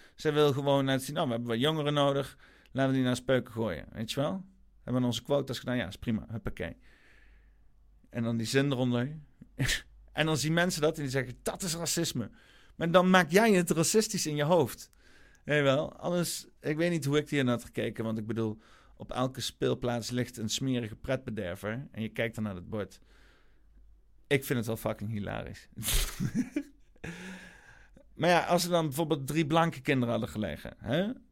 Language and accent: Dutch; Netherlands; dat ik een Nederlander ben